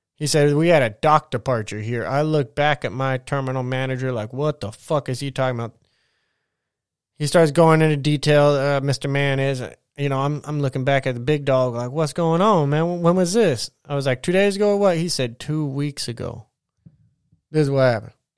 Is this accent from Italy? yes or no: no; United States; as an American